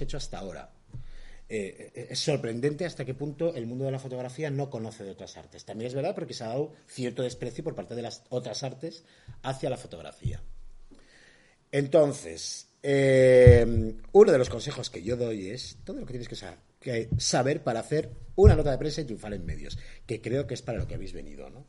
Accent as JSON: {"language": "Spanish", "area": "Ermua", "region": "Basque Country", "country": "Spain", "also_born_or_lived": "Vitoria", "said": "yo soy de Hermoa"}